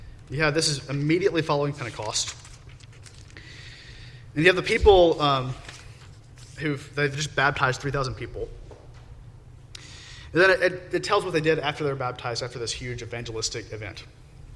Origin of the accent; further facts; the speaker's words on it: United States; we're American